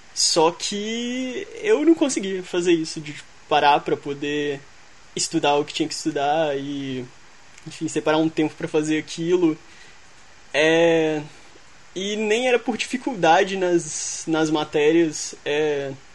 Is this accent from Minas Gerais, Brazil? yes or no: yes; Belo Horizonte, Minas Gerais, Brazil; eu sou de BH